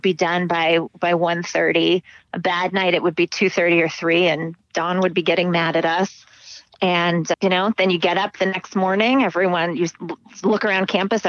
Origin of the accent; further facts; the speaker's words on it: Scottsdale, Arizona, United States; moved away as an adult; also born or lived in Hanover, New Hampshire; I grew up in Scottsdale, Arizona